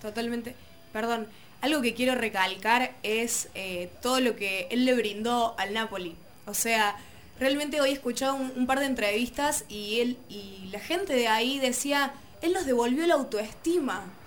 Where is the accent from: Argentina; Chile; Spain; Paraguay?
Argentina; nos unió como argentinos